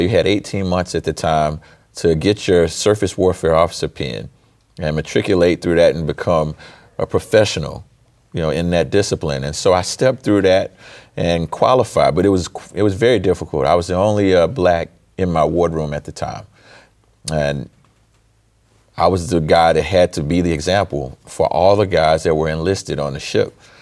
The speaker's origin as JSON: {"language": "English", "region": "Mississippi", "country": "United States", "also_born_or_lived": "Baton Rouge, Louisiana", "said": "I'm from Mississippi"}